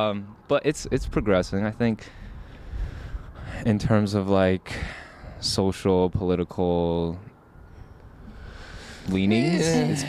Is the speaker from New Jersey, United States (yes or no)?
no; Ohio, United States